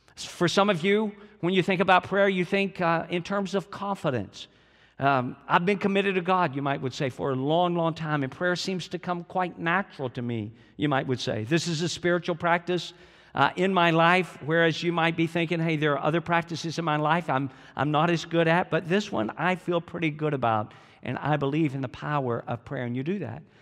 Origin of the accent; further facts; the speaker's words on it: Georgia, United States; I'm from Georgia